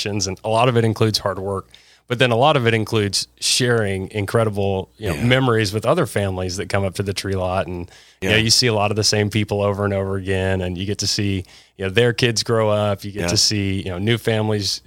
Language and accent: English; Dallas, Texas, United States; I was born here. I grew up on Swiss Avenue